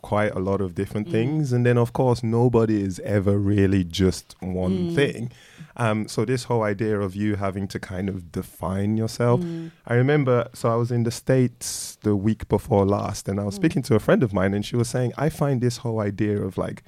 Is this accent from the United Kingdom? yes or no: yes; London, United Kingdom; also born or lived in Nigeria / Croydon; I grew up in Streatham, which is very multicultural.